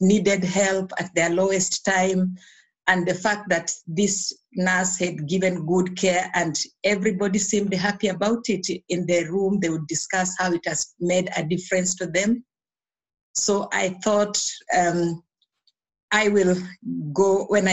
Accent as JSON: {"language": "English", "country": "Kenya", "tie": "born or raised there", "said": "I was born in Kenya. I went to school in Kenya"}